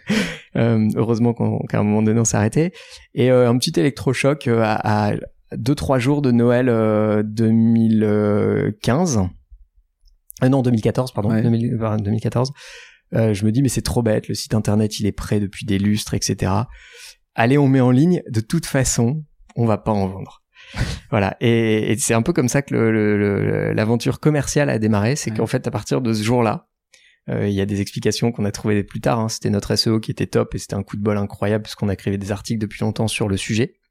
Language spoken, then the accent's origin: French; France; moved away as an adult; also born or lived in Shanghai, China; on est français